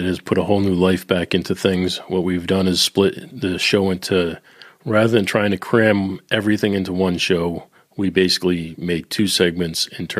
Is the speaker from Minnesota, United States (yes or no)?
no; Boston, Massachusetts, United States; now in Northern Kentucky, United States; Well, I am from Boston, but I am residing in northern Kentucky, right on the Cincinnati border.